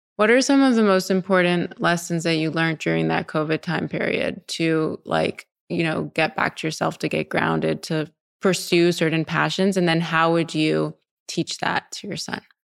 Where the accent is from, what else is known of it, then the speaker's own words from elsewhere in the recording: Montreal, Quebec, Canada; moved away as an adult; also born or lived in New York; now in Los Angeles, United States; I was from Montreal